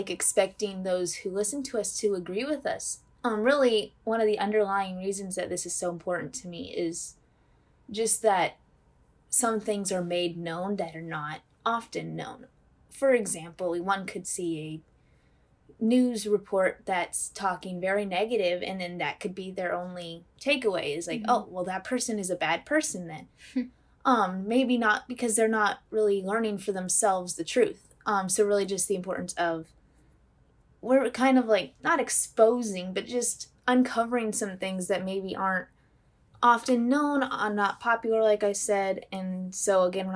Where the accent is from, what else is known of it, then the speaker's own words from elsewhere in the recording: Northern Indiana, United States; I am from Northern Indiana.